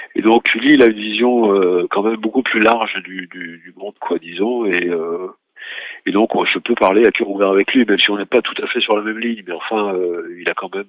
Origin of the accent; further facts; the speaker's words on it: Lyon, Auvergne-Rhône-Alpes, France; moved away as an adult; now in Paris, France; Je suis né à Lyon, donc je suis venu à Paris aussi pour faire mes études. Donc c'était un... et puis j'y vis maintenant